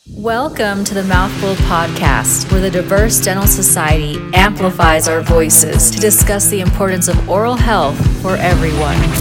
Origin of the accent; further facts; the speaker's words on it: Mescalero, New Mexico, United States; I am from Mescalero, New Mexico, and I am the first Mescalero Apache dentist